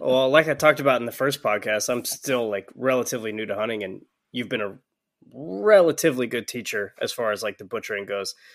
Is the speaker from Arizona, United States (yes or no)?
no; Georgia, United States; I'm from Georgia